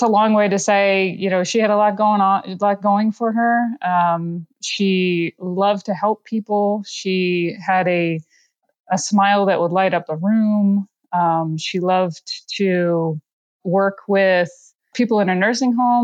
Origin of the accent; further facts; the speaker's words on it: South Shore of Massachusetts, United States; We grew up on the South Shore of Massachusetts in a middle-class family